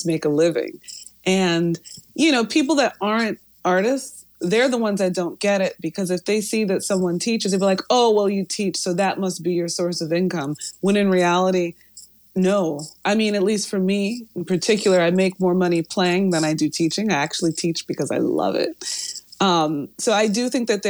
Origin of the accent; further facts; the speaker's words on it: Long Island, New York, United States; also born or lived in Hartford, Connecticut; now in New York City, United States; I'm from New York. I went to college in Hartford. As soon as I'd done with school in Hartford, I came back to New York. I moved to the city. I'm from Long Island.